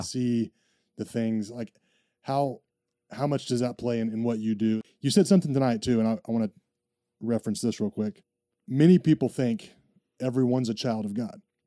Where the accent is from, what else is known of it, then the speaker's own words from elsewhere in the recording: United States; I'm an American